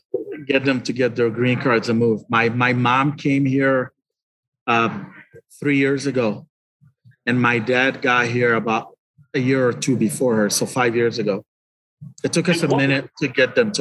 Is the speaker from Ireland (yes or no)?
no; Liberia; moved away as an adult; also born or lived in Lebanon; now in Detroit, United States; I was born in Liberia